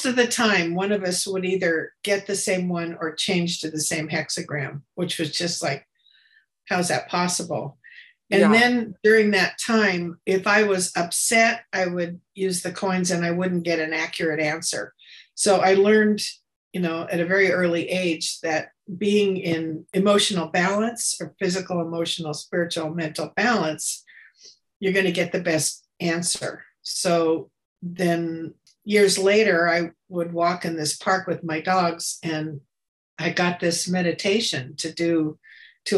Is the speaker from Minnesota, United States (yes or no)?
no; Escondido, California, United States; moved away as an adult; also born or lived in San Diego; I grew up in Escondido, which is a small conservative little town, very Christian